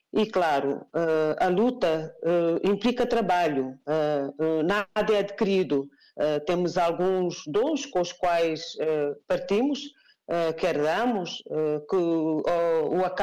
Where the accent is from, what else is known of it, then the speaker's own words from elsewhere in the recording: Guinea-Bissau; Não sou guineense apenas porque nasci na Guiné-Bissau. Eu sou guineense porque escolhi a Guiné-Bissau como a minha primeira opção.